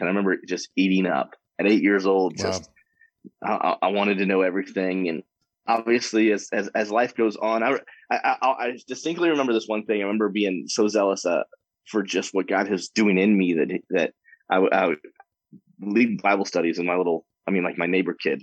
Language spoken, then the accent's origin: English; Warrenton, Missouri, United States; now in Wichita, United States; I grew up in just outside of St. Louis, Missouri, a little town called Warrenton